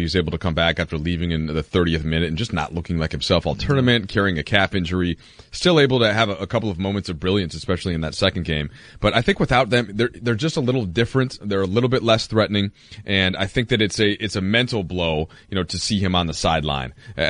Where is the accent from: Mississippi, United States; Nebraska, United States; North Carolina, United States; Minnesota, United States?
Minnesota, United States; I'm from Minnesota originally, the home of many Scandinavians.